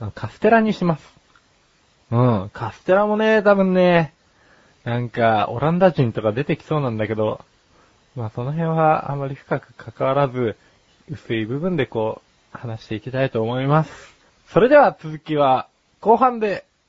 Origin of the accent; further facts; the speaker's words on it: Yokohama, Kanagawa, Japan; 僕の地元の横浜に出店したんですね